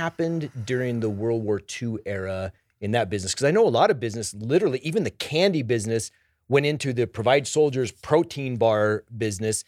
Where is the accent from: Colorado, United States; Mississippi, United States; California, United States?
Colorado, United States; Denver; I grew up here in Denver